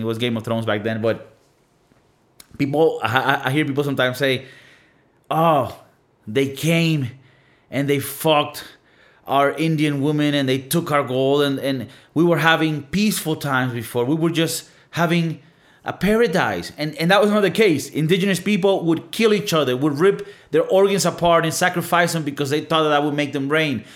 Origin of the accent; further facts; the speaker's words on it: Venezuela; moved away; I come from Venezuela